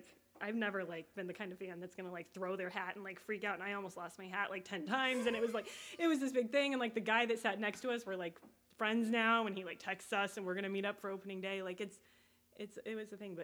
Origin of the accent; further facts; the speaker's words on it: Colorado, United States; moved away as an adult; now in Chicago, United States; I grew up in Colorado